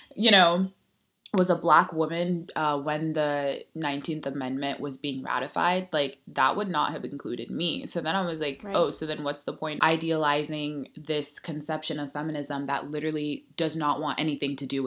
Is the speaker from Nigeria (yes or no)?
yes; Nigeria; moved away; we're both Nigerian and we both weren't born in the United States